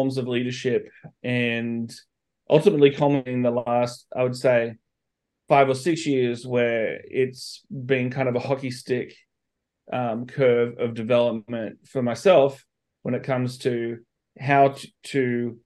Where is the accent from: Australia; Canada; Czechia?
Australia; moved away as an adult; also born or lived in Sydney, Australia / Missouri, United States; now in United States; I'm from Australia originally. I left home when I was 18 to move to the United States